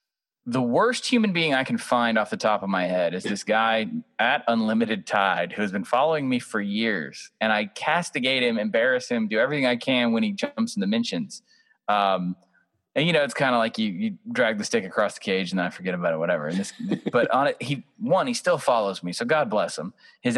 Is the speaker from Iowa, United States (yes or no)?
no; Georgia, United States; also born or lived in Mississippi; now in Nashville, United States; I'm from Georgia. Was educated in Mississippi and I live in Tennessee.